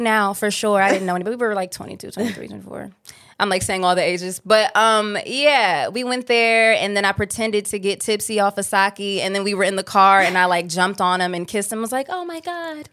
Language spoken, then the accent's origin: English; Cleveland, Ohio, United States; I'm from Cleveland, Ohio